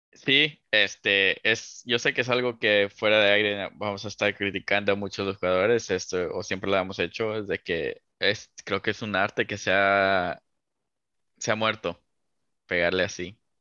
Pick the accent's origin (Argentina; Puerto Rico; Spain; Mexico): Mexico; como mexicano